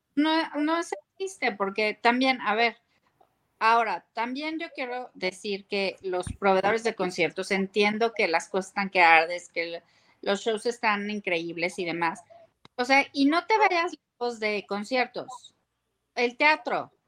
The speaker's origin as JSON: {"language": "Spanish", "country": "Mexico", "said": "nosotros somos de Norteamérica"}